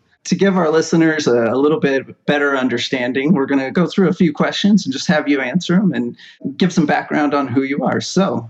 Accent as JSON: {"language": "English", "region": "Pacific Northwest", "country": "United States", "said": "I love bikes. I'm in my 30s. I have a small family, and I hail from the Pacific Northwest."}